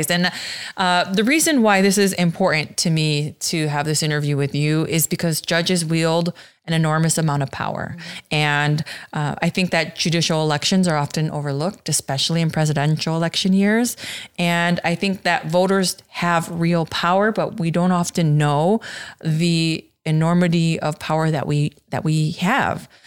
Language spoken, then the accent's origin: English; Aurora, Illinois, United States; born or raised there